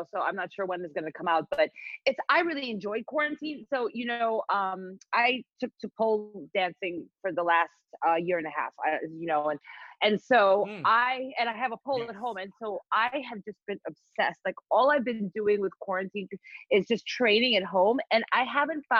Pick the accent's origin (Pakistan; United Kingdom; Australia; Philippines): Philippines; moved away as an adult; also born or lived in Evanston, Illinois; I grew up in the Philippines. I grew up in the Philippines. My mom is Filipino. My dad is East Indian. So I went to high school, you know, in the Philippines.